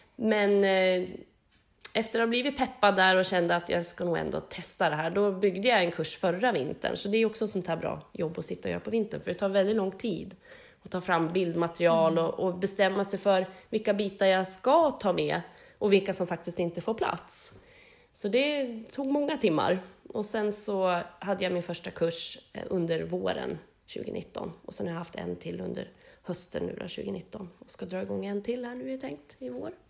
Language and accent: Swedish; Harbo, Uppsala County, Sweden; now in Hässelby, Sweden; jag är ju uppväxt i Harbo, bor i Hässelby